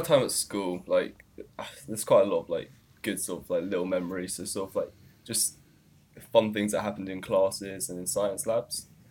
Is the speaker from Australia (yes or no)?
yes; Australia; accent: Australian